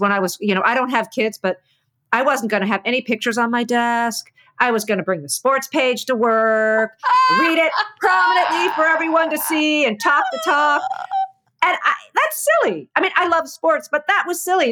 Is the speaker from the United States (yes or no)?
yes; East Coast, United States; so I'm from the East Coast. I talk loud.